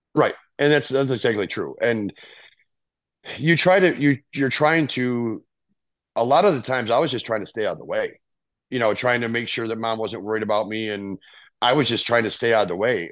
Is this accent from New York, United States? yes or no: no; Rockford, Illinois, United States; I'm from Rockford, Illinois. Uh, I have a sister and a brother. Um, they're both older than I am. My brother's six years older. My sister is, I believe, nine years older than